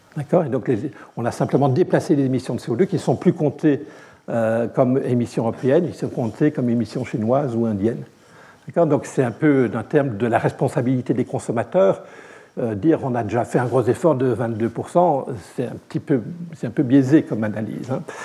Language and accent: French; Belgium; je suis belge